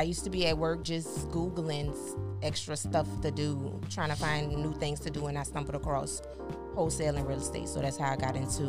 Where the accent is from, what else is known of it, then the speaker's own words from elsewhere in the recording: New Orleans, Louisiana, United States; now in Houston, United States; I'm from New Orleans, living in Houston.